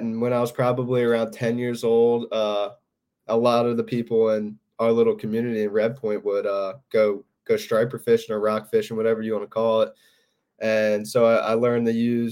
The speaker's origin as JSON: {"language": "English", "town": "Havertown", "region": "Pennsylvania", "country": "United States", "tie": "born or raised there", "said": "I grew up in Havertown"}